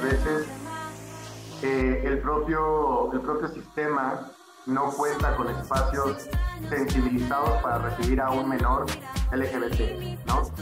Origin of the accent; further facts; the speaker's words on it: Guanajuato, Mexico; now in Mexico City, Mexico; soy de Guanajuato